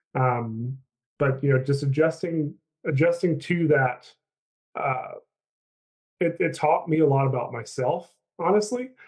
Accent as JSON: {"language": "English", "town": "Chilhowie", "region": "Virginia", "country": "United States", "also_born_or_lived": "North Carolina / Kansas City", "moved": "as an adult", "lives_now": "Charlottesville, United States", "said": "I'm um, from a little tiny town in Southwest Virginia called Chilhowie"}